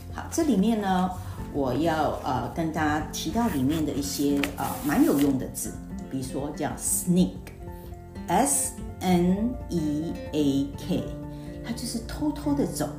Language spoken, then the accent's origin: Chinese; Taiwan; 我们台湾人学的那个， 学校学的英文是为了考试用的